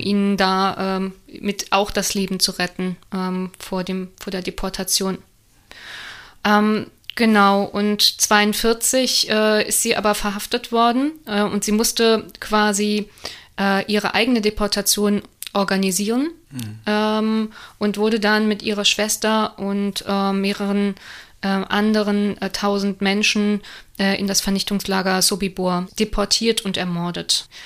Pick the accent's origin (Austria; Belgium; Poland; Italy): Belgium; moved away; also born or lived in Offenbach; So, ich darf das sagen als Belgierin